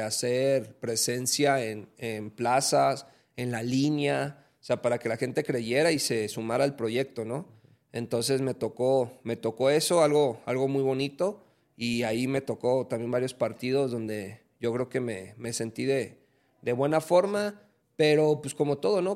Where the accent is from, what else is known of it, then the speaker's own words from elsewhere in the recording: Mexico; aquí en mi país